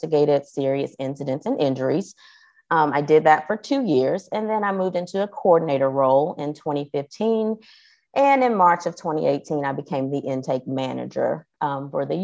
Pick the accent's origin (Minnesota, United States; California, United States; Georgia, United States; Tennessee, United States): Georgia, United States; Athens; I live in Athens, Georgia